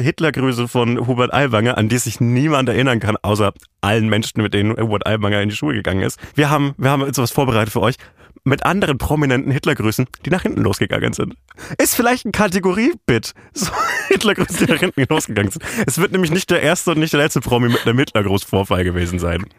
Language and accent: German; Franconia, northern Bavaria, Germany; Ich bin halt aus Franken, aus Nordbayern.